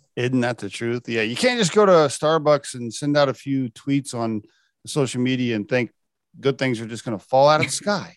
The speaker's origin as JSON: {"language": "English", "region": "Oklahoma", "country": "United States", "tie": "born or raised there", "said": "I grew up in Oklahoma, which is a very conservative religious"}